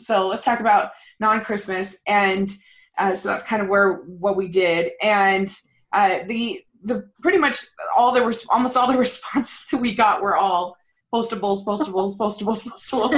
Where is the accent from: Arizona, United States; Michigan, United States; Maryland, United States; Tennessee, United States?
Maryland, United States; moved away; I grew up in Maryland, so I have tons of contacts over there